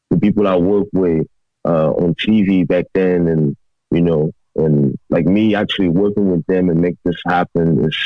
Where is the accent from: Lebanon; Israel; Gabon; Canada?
Gabon; moved away; also born or lived in Washington, D.C.; I grew up in Gabon